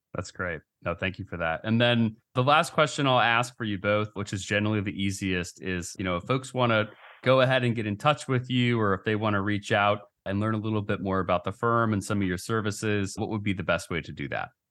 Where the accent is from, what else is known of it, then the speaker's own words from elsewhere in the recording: Oregon, United States; I'm from Oregon